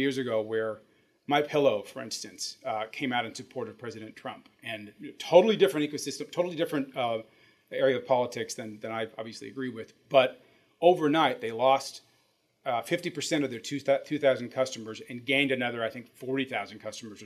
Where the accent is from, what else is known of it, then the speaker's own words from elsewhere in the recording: Midwest, United States; growing up in the Midwest